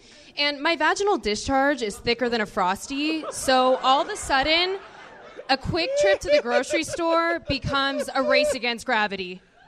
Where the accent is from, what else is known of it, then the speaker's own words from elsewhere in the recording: Seattle, Washington, United States; moved away as an adult; now in Los Angeles, United States; I'm from Seattle. I've only lived in Los Angeles since July. Pretty new here as well.